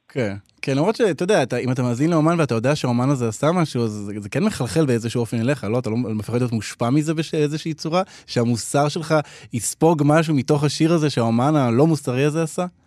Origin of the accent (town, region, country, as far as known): Israel